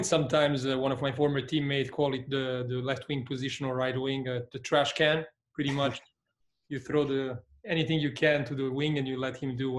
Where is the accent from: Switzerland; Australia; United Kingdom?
Switzerland; English is a second language; moved away as an adult; also born or lived in Belgrade, Serbia; now in San Francisco, United States; I was 3 years old when I moved. I was born in Belgrade, but my father was a professional soccer player. He played for Partizan Belgrade, and he just, you know, had a transfer to Switzerland, to one of the largest clubs in Switzerland, and we decided to make the move there. So I pretty much grew up in Switzerland.